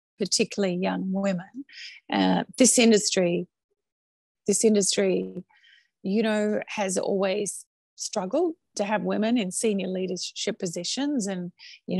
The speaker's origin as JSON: {"language": "English", "country": "Australia", "also_born_or_lived": "China / Chicago", "accent": "Australian", "moved": "as an adult", "lives_now": "New York, United States", "said": "I'm proud to be Australian."}